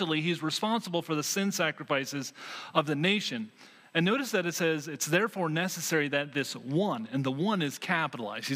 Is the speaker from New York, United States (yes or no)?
no; Vermont, United States; moved away; When I grew up actually in Vermont